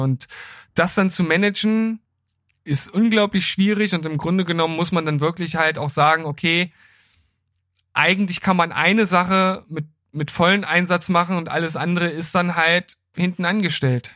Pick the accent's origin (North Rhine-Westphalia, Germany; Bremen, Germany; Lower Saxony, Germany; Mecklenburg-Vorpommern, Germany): Lower Saxony, Germany; Gifhorn; in meiner Heimatstadt in Gifhorn